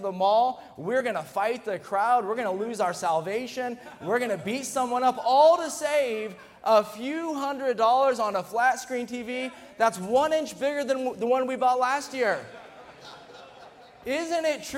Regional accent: United States; we're an American

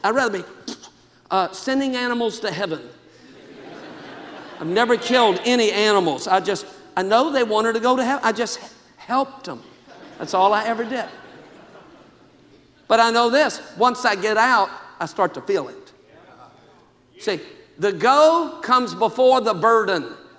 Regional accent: Louisiana, United States; now in California, United States; I came from Louisiana to California. I thought I was a missionary.

